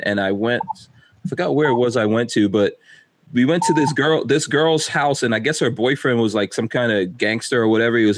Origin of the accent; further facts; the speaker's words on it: New York City, New York, United States; moved away; I grew up in New York City in the crack 80s.